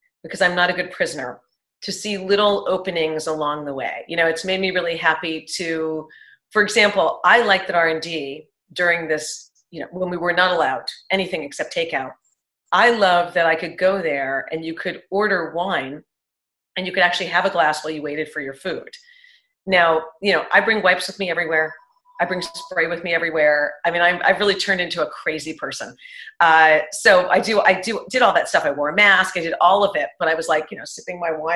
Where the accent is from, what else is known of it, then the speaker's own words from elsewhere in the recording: New York City, New York, United States; now in Dallas, United States; I'm from Manhattan.